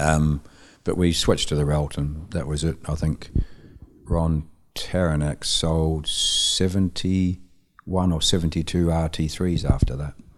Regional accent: Dunedin, Otago, New Zealand; moved away as an adult; also born or lived in Auckland, New Zealand; now in United Kingdom; move to Auckland from my hometown Dunedin

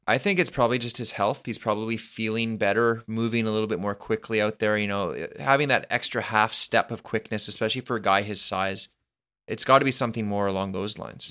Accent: Canada; as a Canadian

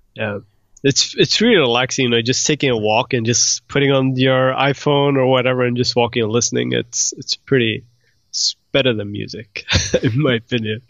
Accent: Sweden; moved away as an adult; also born or lived in Iran / United Kingdom / Croatia; now in Los Angeles, United States; so originally I was born in Iran, but we moved to Sweden when I was, uh, like, a year old.

